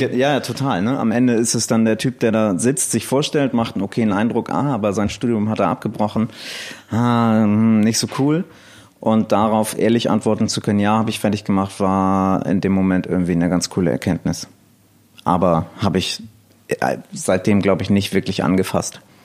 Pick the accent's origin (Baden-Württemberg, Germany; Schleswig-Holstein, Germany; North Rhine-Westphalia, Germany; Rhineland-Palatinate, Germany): Schleswig-Holstein, Germany; Elmshorn; ich komme aus Elmshorn, äh, beziehungsweise noch genauer aus einem Dorf bei Elmshorn